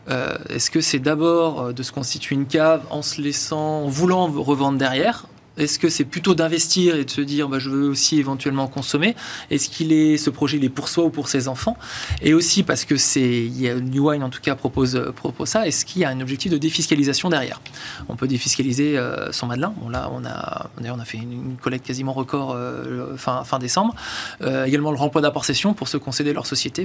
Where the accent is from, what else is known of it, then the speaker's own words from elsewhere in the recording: Arcachon, Nouvelle-Aquitaine, France; je suis je suis né à Arcachon